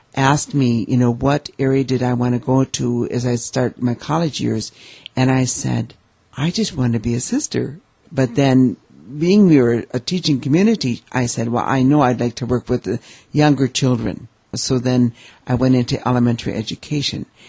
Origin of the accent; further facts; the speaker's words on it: Eau Claire, Wisconsin, United States; I grew up here in Eau Claire